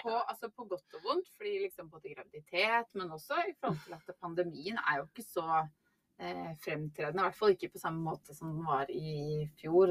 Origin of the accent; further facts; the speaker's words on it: Norway; Som nordmann